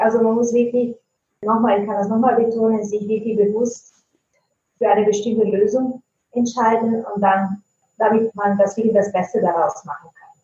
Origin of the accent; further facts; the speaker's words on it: Italy; first language Italian; German is a second language; now in Germany; ich komme ursprünglich aus Italien. Ich wohne aber schon lange in Deutschland